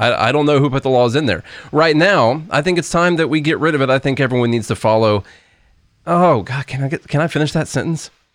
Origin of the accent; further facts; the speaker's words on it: Illinois, United States; I'm from Illinois